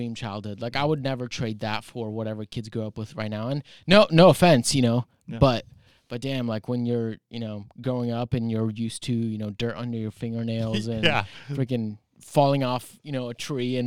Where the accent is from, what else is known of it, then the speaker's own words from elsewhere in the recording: Maple Falls, Washington, United States; also born or lived in Bellingham, Washington; Grew up here in Whatcom County. So born and raised out towards Baker, out in like around the Maple Falls area.